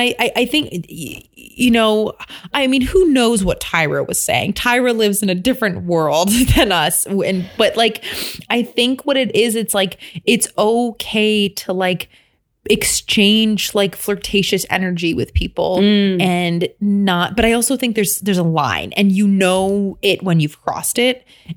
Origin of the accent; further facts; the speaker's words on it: Midwest, United States; I'm from the Midwest, so I'm like super friendly.